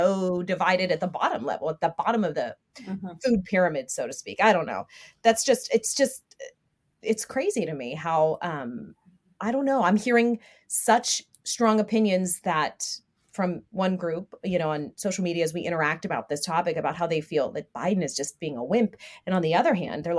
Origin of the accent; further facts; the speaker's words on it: United States; As an American